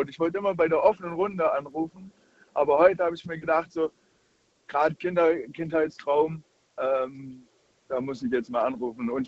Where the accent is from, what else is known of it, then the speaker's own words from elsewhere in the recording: Baden-Württemberg, Germany; Ich komme aus der Nähe von Baden-Württemberg.